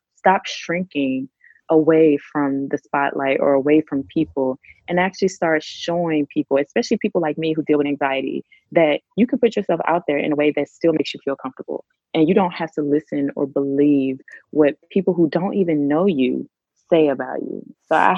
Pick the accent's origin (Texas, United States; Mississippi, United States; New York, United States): Mississippi, United States; moved away as an adult; also born or lived in Washington, D.C.; now in Hanoi, Vietnam; I grew up in Mississippi